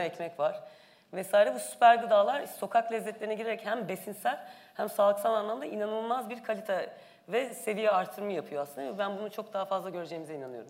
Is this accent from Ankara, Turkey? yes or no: yes; Ankara, Turkey